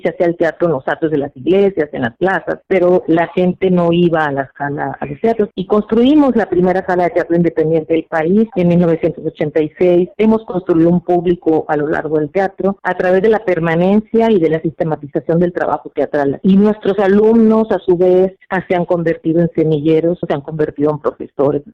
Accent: Sinaloa, Mexico; now in Nicaragua; yo soy de, originaria de Sinaloa

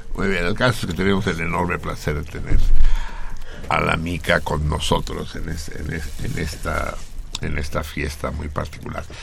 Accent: Mexico City, Mexico; soy Tenochca. Soy habitante de la gran, gran Tenochtitlán.

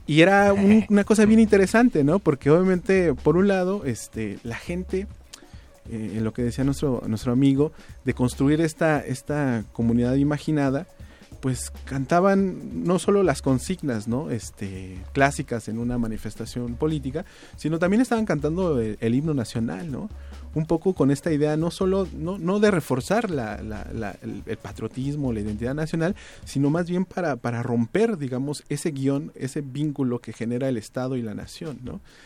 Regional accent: Mexico; nos asumimos como mexicanos

